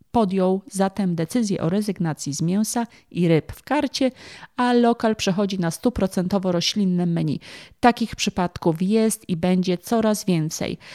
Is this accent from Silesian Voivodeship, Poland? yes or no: no; Kraków, Lesser Poland, Poland; pochodzę z Krakowa, więc w tym momencie odnoszę się właśnie do mojego rodzinnego miasta